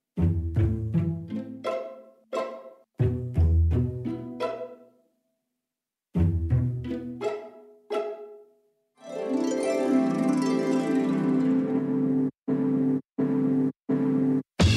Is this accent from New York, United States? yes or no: no; New Mexico, United States; my home state, New Mexico